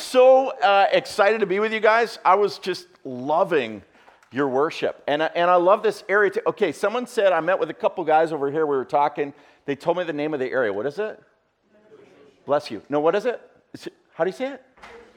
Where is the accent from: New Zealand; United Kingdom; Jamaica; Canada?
Canada; I'm from Canada.